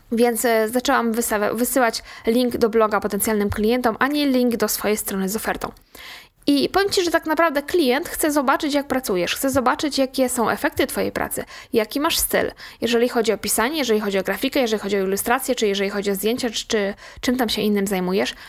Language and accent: Polish; Łódź, Łódź Voivodeship, Poland; u nas w Łodzi